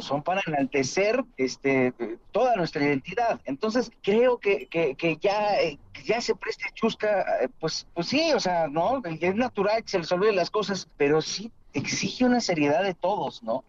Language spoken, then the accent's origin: Spanish; Mexico